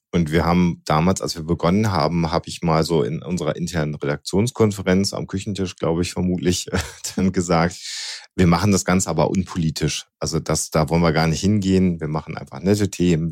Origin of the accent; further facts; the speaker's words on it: Germany; bei uns in Deutschland